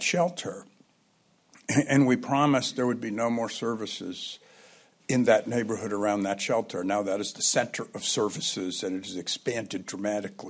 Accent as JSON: {"language": "English", "town": "Santa Cruz", "region": "California", "country": "United States", "tie": "born or raised there", "said": "my hometown of Santa Cruz"}